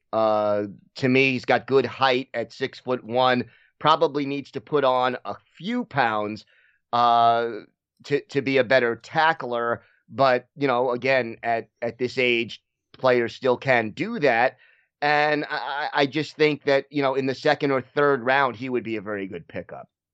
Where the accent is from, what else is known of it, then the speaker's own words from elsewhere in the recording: New York, United States; I was from New York